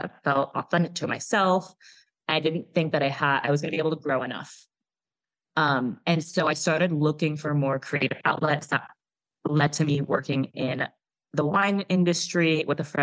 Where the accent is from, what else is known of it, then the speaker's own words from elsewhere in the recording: Oakland, California, United States; moved away as an adult; also born or lived in Austin, Texas; now in Calabria, Italy; I'm from Oakland originally